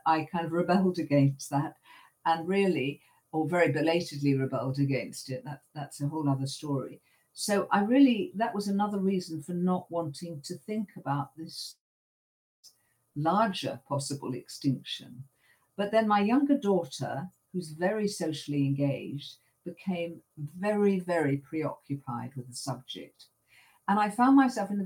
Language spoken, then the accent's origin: English; London, United Kingdom; I grew up in North London, so I've probably only moved a few miles since I was born